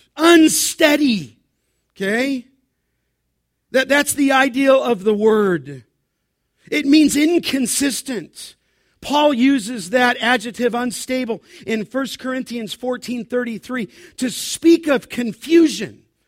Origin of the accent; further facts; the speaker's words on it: Southern California, United States; growing up in Southern California